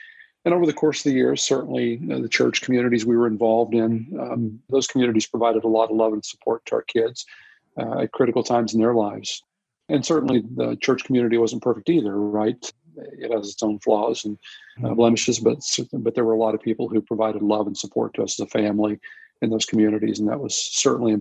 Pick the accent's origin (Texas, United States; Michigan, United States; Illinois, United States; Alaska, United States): Illinois, United States; Southern; I'm originally from Southern Illinois. I grew up in Southern Illinois